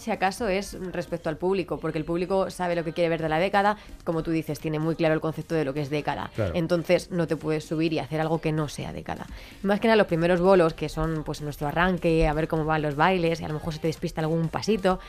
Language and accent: Spanish; Madrid, Community of Madrid, Spain; moved away as an adult; me quería volver a Madrid, que yo soy de Madrid